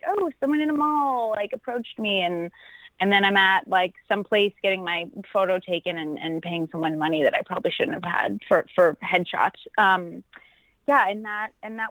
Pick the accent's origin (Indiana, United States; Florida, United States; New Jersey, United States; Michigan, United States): Florida, United States; Clearwater Beach; now in California, United States; I'm originally from Florida, a place on the West Coast called Clearwater Beach